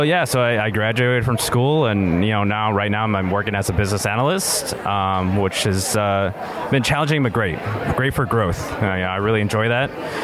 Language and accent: English; Bay Area, California, United States; I'm from the Bay Area.